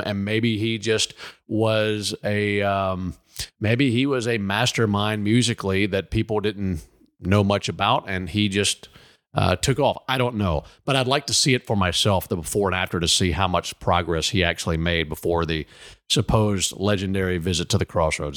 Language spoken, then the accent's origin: English; Mississippi, United States; I'm from Mississippi